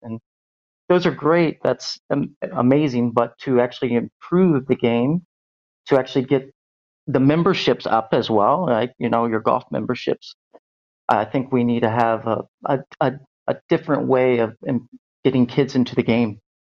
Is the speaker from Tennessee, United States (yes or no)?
no; Cincinnati, Ohio, United States; moved away as an adult; now in Berlin, Germany; I'm originally from Ohio, uh, Cincinnati area